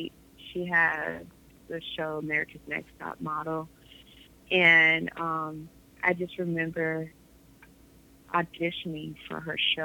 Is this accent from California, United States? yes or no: yes; Los Angeles, California, United States; also born or lived in Detroit, Michigan; I live in Los Angeles, California. I was born in Detroit, Michigan